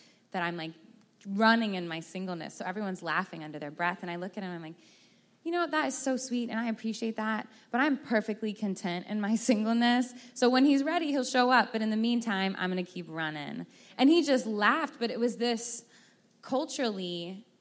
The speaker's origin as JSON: {"language": "English", "region": "Texas", "country": "United States", "said": "I'm from Texas"}